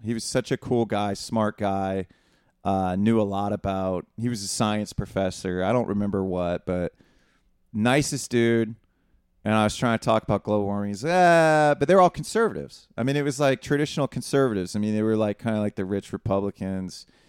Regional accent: Northwest Ohio, United States; we're from Northwest Ohio. Neither of us grew up with money

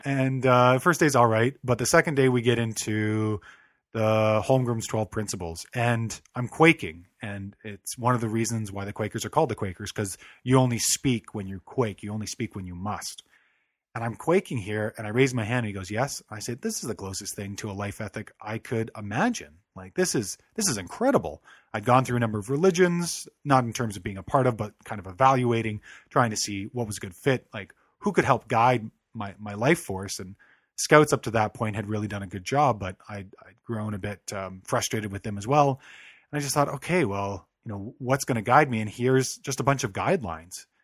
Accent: Calgary, Alberta, Canada; I was born and raised in Calgary, Alberta

